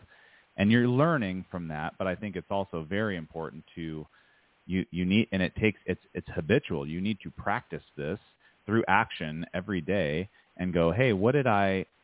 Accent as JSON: {"language": "English", "country": "United States", "said": "be an American citizen and to live in this country"}